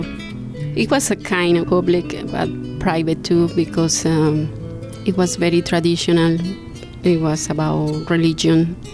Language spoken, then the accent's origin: English; Bogotá, Colombia; English is a second language; moved away as an adult; now in Great Barrington, United States; I'm from Colombia, Bogota